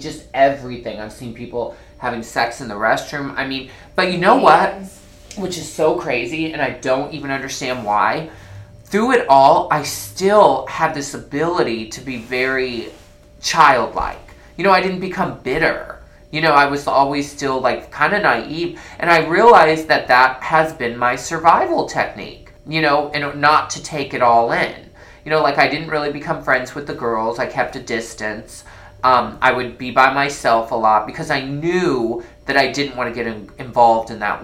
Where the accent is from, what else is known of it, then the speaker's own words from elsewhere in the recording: Iowa, United States; moved away; also born or lived in San Francisco; I'm from Iowa